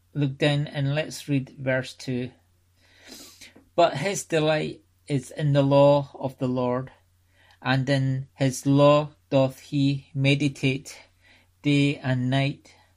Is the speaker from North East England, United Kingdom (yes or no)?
no; Scotland, United Kingdom; I was brought up in the Free Church of Scotland